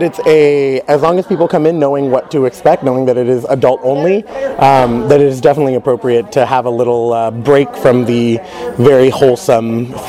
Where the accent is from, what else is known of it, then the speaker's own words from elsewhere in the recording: Santa Maria, California, United States; now in Irvine area, United States; I am originally from Santa Maria, California, moved down here to study vocal jazz performance